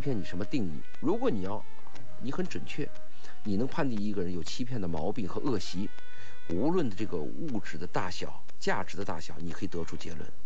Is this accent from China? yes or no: yes; China; 但是我们中国人就有一个缺点，贪小便宜